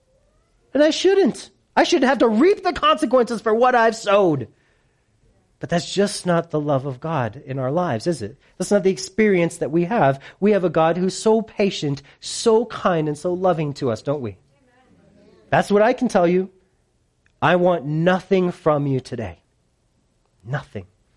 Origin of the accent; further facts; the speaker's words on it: United States; I'm such an American